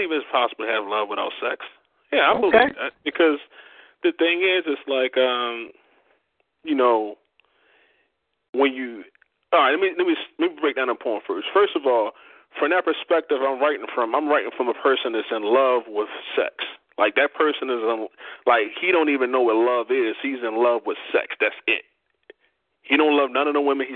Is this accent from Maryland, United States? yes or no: yes; Baltimore, Maryland, United States; moved away as an adult; now in Georgia, United States; I'm actually originally from Baltimore, Maryland.